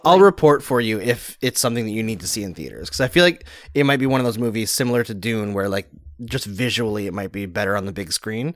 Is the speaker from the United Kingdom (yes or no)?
no; Canada; I'm Canadian